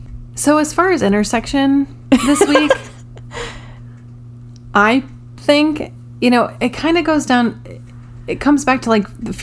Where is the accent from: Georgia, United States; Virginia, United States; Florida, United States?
Georgia, United States; McCainsville; born there; I'm from McCainsville, Georgia. That's what it says on my birth certificate, too.